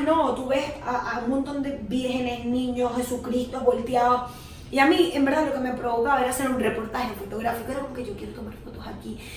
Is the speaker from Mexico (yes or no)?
no; Venezuela; moved away; nada más soy venezolana